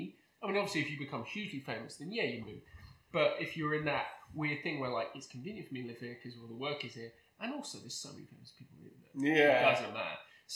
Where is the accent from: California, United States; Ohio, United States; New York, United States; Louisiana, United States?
New York, United States; now in Los Angeles, United States; when I was in New York, I'm from New York, and I love New York